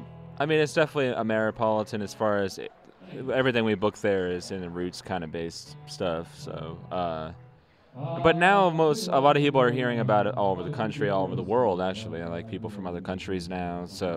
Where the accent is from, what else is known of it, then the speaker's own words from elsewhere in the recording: New Hampshire, United States; moved away; I didn't grow up in Brooklyn. I grew up in New Hampshire